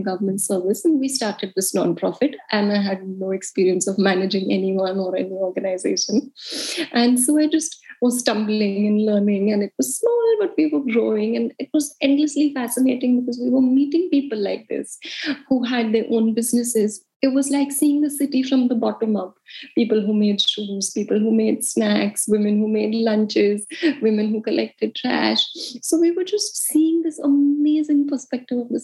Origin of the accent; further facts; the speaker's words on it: India; moved away as an adult; also born or lived in United States / Mumbai; I grew up in India